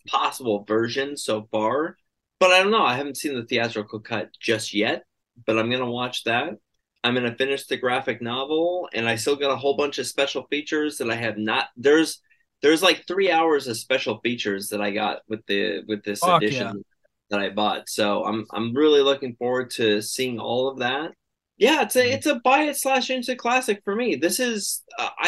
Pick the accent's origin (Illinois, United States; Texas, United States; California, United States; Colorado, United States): California, United States; Los Angeles; also born or lived in San Diego; I was moving from San Diego back to my hometown in Los Angeles